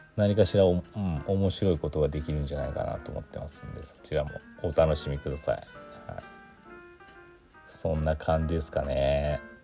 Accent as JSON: {"language": "Japanese", "region": "Aichi", "country": "Japan", "tie": "born or raised there", "moved": "yes", "said": "私愛知県出身なんでね。"}